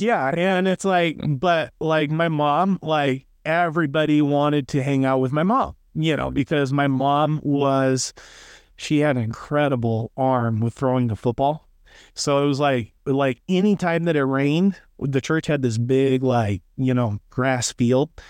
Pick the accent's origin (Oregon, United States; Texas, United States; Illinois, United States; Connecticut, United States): Oregon, United States; Lakeside; Oregon coast, man, that's where I was born and raised, born and raised on the West Coast